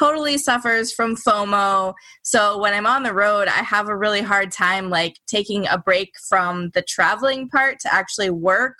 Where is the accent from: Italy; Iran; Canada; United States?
United States; as an American